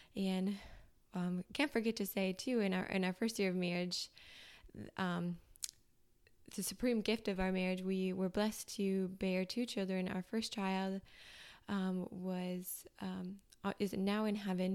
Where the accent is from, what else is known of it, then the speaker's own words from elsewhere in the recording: Minnesota, United States; moved away; I'm from Minnesota.